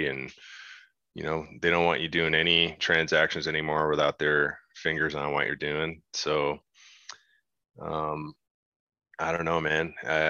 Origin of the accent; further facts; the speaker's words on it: Newfoundland and Labrador, Canada; moved away; also born or lived in Alberta; I grew up in Newfoundland. It's an island on the East Coast